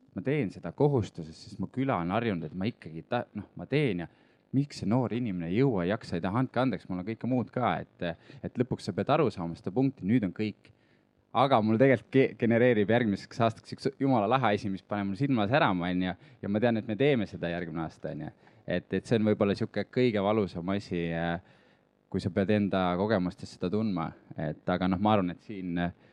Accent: Lääne-Viru County, Estonia; now in Tallinn, Estonia; minu kodukoht äh, Lääne-Virumaa

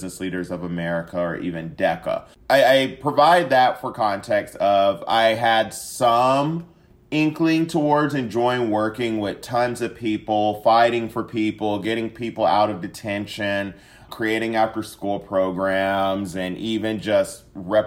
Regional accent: Siler City, North Carolina, United States; moved away as an adult; also born or lived in Atlanta, Georgia; now in Dallas, United States; I am from Siler City, North Carolina. Love my home state of North Carolina

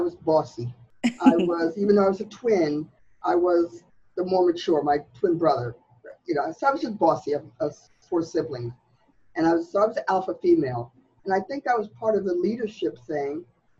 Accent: Montclair, New Jersey, United States; I am from Montclair, New Jersey. That's where I grew up.

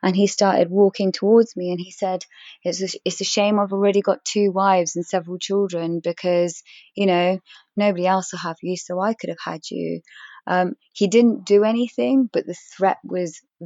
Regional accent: England, United Kingdom; I am English. I was born and raised in this country.

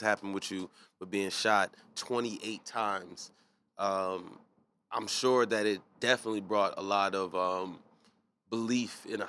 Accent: Chicago, Illinois, United States; I'm from Chicago.

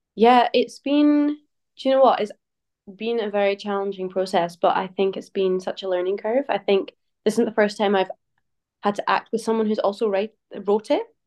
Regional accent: St Andrews, Scotland, United Kingdom; I grew up in Saint Andrews

